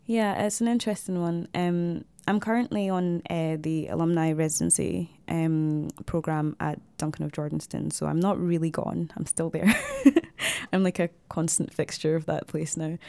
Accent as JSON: {"language": "English", "town": "Glasgow", "region": "Scotland", "country": "United Kingdom", "tie": "born or raised there", "also_born_or_lived": "Zimbabwe / Dundee", "said": "I grew up in Glasgow"}